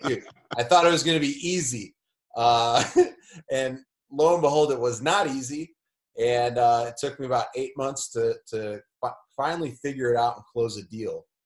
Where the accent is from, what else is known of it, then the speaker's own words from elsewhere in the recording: Elgin, Illinois, United States; now in Indianapolis, United States; I'm from a suburb, northwest suburbs. I'm from Elgin